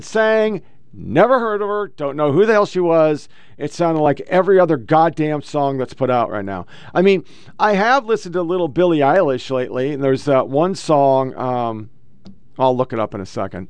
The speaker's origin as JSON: {"language": "English", "region": "Oregon", "country": "United States", "said": "I was from Oregon"}